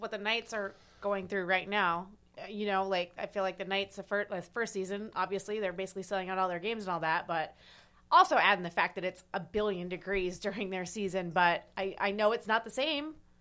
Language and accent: English; Nebraska, United States; now in Charlotte, United States; I grew up in Nebraska.